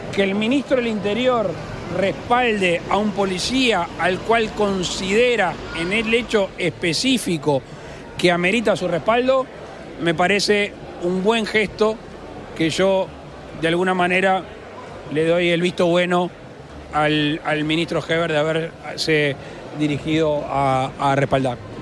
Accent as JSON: {"language": "Spanish", "country": "Uruguay"}